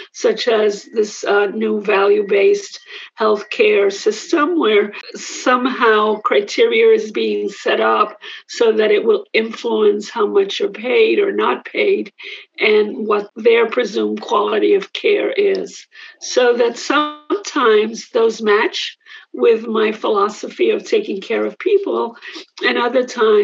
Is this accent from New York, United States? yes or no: yes; New York City, New York, United States; also born or lived in Puerto Rico; I grew up in Manhattan